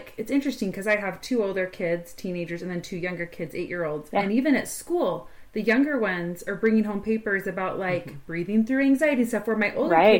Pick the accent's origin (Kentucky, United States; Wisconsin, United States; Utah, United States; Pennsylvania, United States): Utah, United States; Draper; See, I grew up in Draper, Utah before it had, you know, was big. It was more like a farm community. I mean, we were like one of the newer first developments